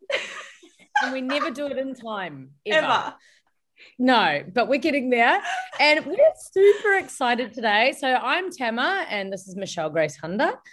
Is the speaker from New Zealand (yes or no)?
yes; New Zealand; moved away as an adult; now in Melbourne, Australia; It took me two years to mm leave my hometown in New Zealand and settle in Melbourne.